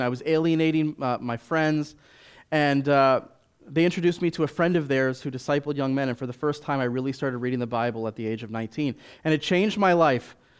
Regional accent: Washington, District of Columbia, United States; now in Chicago, United States; I was raised in Washington, D C

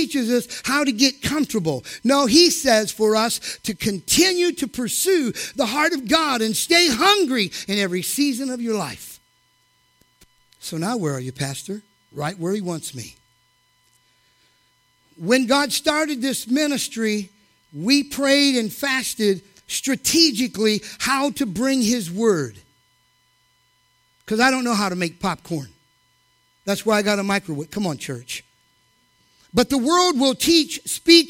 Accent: the Bible Belt, United States; I grew up in the Bible Belt

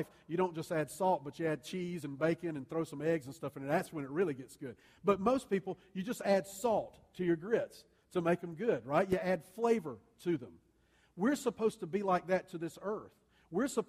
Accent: the South, United States; I grew up in the South.

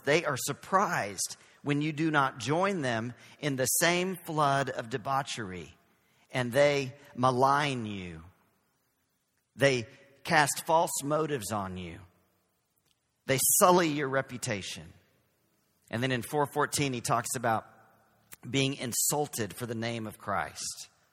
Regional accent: Texas, United States; accent: Southern; now in San Francisco, United States; So we are from Texas. We're from the South.

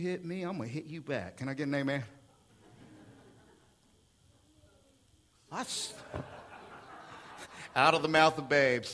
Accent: Oklahoma City, Oklahoma, United States; moved away; I come from Oklahoma City in 1995, right across the street from my church, First United Methodist Church

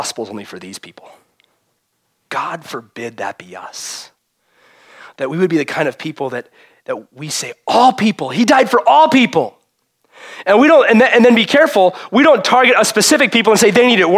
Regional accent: Chicago, Illinois, United States; I grew up in Chicago

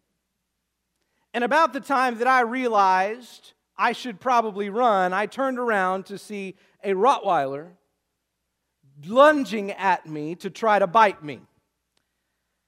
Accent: Luther, United States; it's literally probably 100 yards from his front door to mine, just across the street, right there in Luther

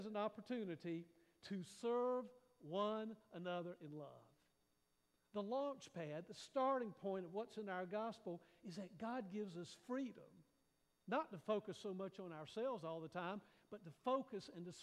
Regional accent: United States; sometimes I think we Americans have to be really careful

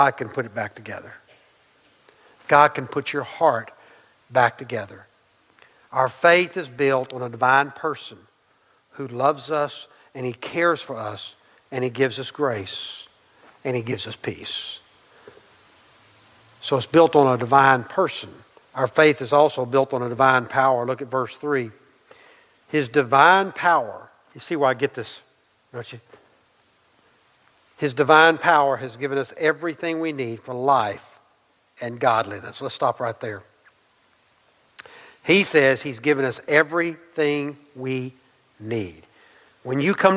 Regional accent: Irving, Texas, United States; I went to Irving High School

